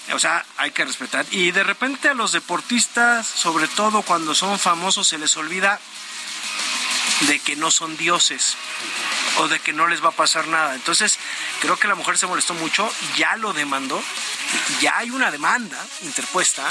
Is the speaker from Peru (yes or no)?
no; Mexico; somos también los mexicanos